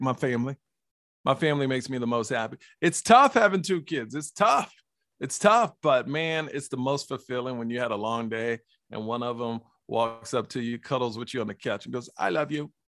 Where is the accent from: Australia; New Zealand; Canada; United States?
United States; Houston, Texas; born and raised in Houston, Texas